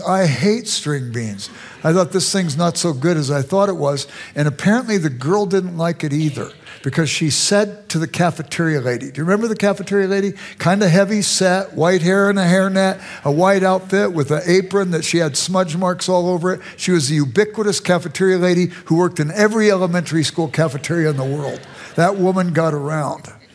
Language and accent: English; Los Angeles, California, United States; moved away as an adult; also born or lived in Chicago suburbs, Illinois; now in Chicago, United States; I grew up in South Central Los Angeles